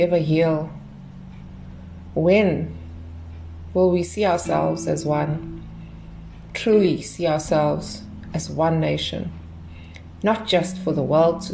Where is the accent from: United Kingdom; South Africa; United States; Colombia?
South Africa; born or raised there